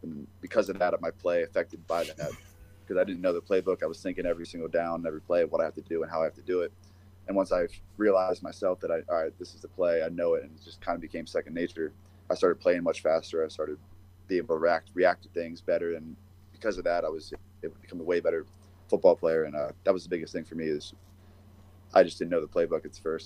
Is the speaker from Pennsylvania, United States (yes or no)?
yes; Pennsylvania, United States; moved away; also born or lived in New Hampshire; I'm from Pennsylvania